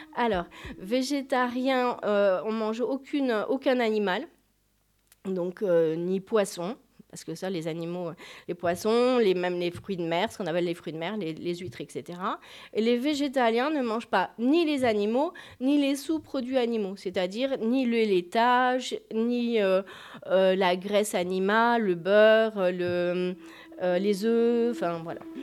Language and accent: French; Gers, Occitania, France; je suis du Gers